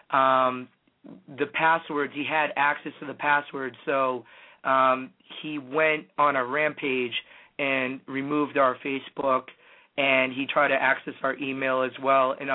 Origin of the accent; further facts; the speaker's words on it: New Hampshire, United States; I'm from New Hampshire.